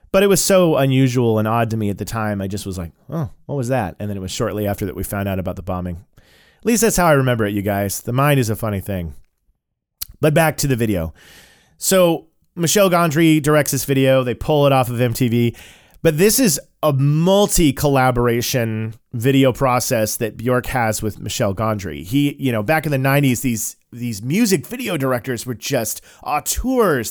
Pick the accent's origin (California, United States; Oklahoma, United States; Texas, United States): Oklahoma, United States; Tulsa; where we grew up in Tulsa, Oklahoma